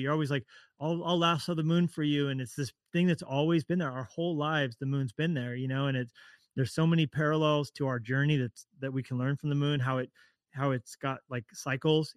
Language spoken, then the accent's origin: English; Colorado, United States; also born or lived in Orange County, California; now in Montana, United States; I'm from Colorado originally